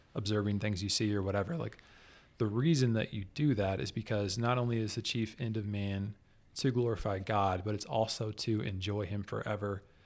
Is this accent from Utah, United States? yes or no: no; Kansas City, Kansas, United States; I'm from the Kansas City area. Kansas City is on Kansas. There's Kansas City, Kansas, and Kansas City, Missouri. I grew up on the metro, on the Kansas side